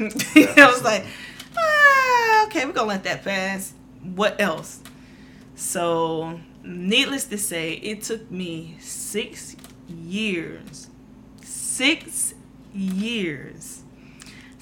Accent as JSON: {"language": "English", "town": "Prichard", "region": "Alabama", "country": "United States", "tie": "born or raised there", "moved": "as an adult", "lives_now": "Georgia, United States", "said": "I'm coming from Mobile, grew up in Mobile, well, Pritchard"}